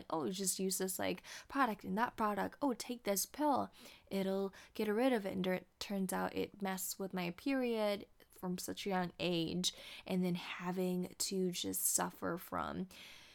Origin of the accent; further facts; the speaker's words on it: Indonesia; moved away as an adult; also born or lived in Jakarta; now in California, United States; I am from Indonesia